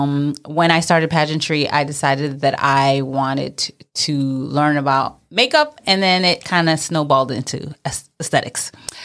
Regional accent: Brooklyn, New York, United States; I'm Mrs. New York American 2020, and I am a Brooklyn girl. Born and raised in Brooklyn, and specifically Flatbush.

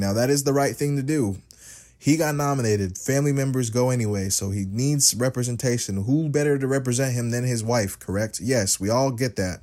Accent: United States; I am an American.

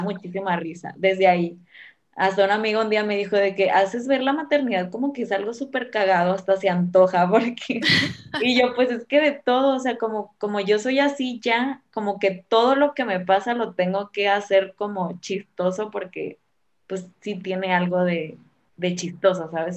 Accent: Guamúchil, Sinaloa, Mexico; moved away as an adult; now in Guadalajara, Mexico; yo soy de un lugar que se llama Guamuchi, que es un, una ciudad súper chiquita en Sinaloa

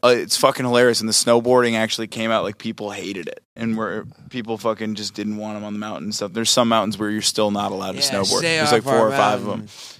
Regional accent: Northeast, United States; growing up in the Northeast

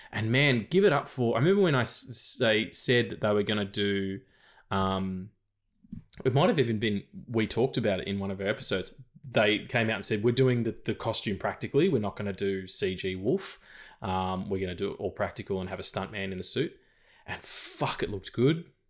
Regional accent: Australia; I'm an Australian dude

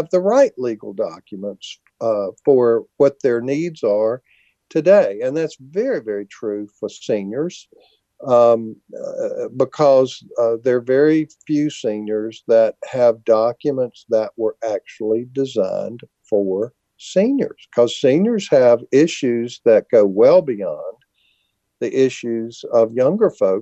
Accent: United States; as an American

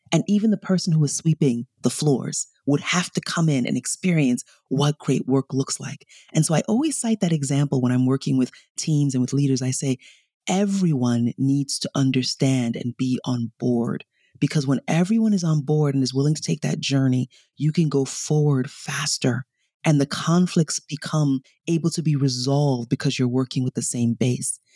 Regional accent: New York City, New York, United States; also born or lived in Nigeria / Bronx; I was born in Nigeria, I was raised in New York, and when we came over, my father was a diplomat

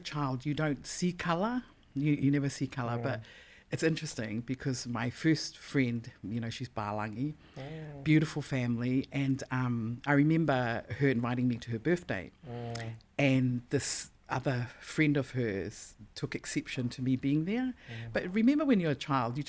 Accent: Auckland, New Zealand; being a Pasifika and growing up in Auckland

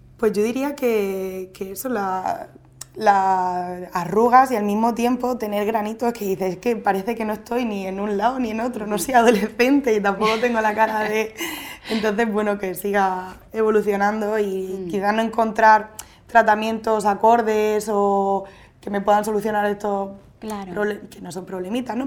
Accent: Murcia, Region of Murcia, Spain; moved away as an adult; now in Andalusia, Spain; trabajo en Andalucía, en un colegio, pero bueno, soy de Murcia

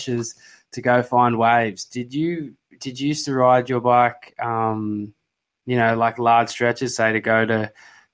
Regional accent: Sydney, New South Wales, Australia; I'm from Sydney, so obviously I'm pretty used to bad traffic

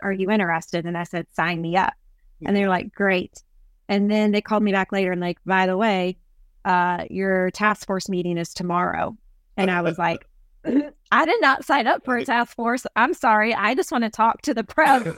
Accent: Columbus, Ohio, United States; moved away as an adult; also born or lived in Baton Rouge, Louisiana; now in East Texas, United States; I grew up in Columbus, Ohio

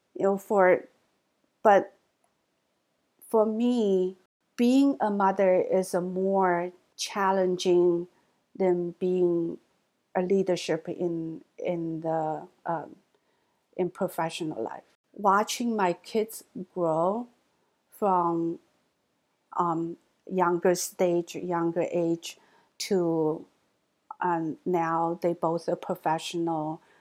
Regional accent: China; English is a second language; moved away as an adult; also born or lived in Hangzhou, Zhejiang / Michigan / Texas; now in United States; American Chinese, mainland born Chinese

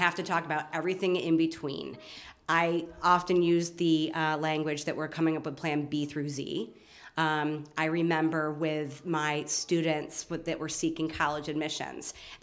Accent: Batavia, New York, United States; I am born and raised in Batavia, New York. So I'm a native Western New Yorker and very proud of it

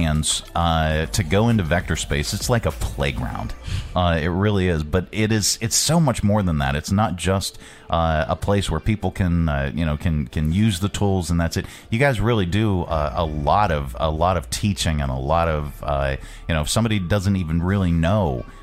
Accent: Pittsburgh, Pennsylvania, United States; moved away as an adult; now in Lynchburg, United States; I was from the Pittsburgh area, and we had owned radio stations up there

